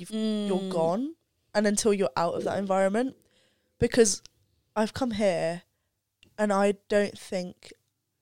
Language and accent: English; Kingston upon Thames, London, United Kingdom; I was born in Kingston upon Thames